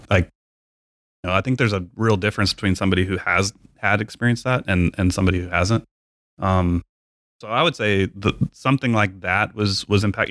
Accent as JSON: {"language": "English", "town": "San Angelo", "region": "Texas", "country": "United States", "tie": "born or raised there", "also_born_or_lived": "Lubbock, Texas / Hobbs, New Mexico", "said": "I'm Texas as well, born and raised"}